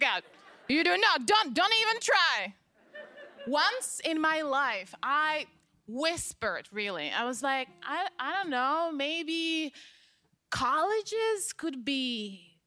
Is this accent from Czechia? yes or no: yes; Czechia; now in Los Angeles, United States; I am from the Czech Republic